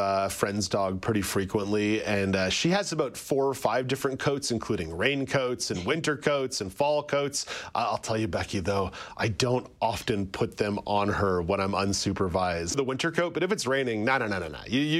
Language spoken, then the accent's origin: English; Montreal, Quebec, Canada; I grew up in Montreal.